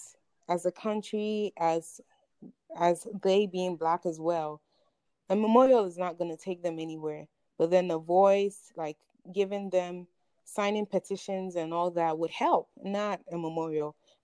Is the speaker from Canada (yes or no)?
no; Ghana; I will say that being African, being Ghanaian, you should care because it's literally your brothers and sisters.